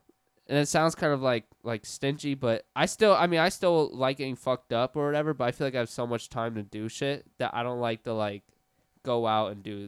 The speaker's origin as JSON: {"language": "English", "town": "Orlando", "region": "Florida", "country": "United States", "tie": "born or raised there", "said": "Born and raised in Orlando. Which area? East Side, like off Dean Road."}